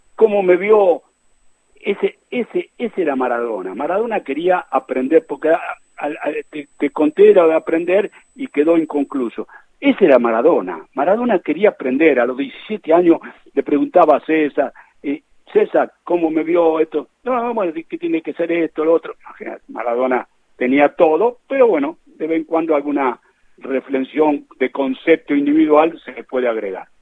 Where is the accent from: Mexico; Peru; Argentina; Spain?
Argentina; como un argentino que, quiere su, su patria